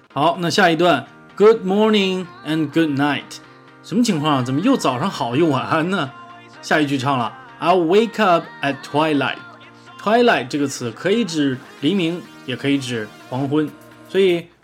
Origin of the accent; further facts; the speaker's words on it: China; 我们中国人